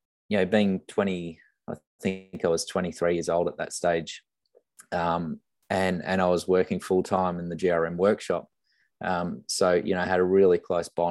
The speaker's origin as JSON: {"language": "English", "town": "Brisbane", "region": "Queensland", "country": "Australia", "moved": "yes", "said": "I come from Brisbane, and the family are up in Gold Coast and Brisbane"}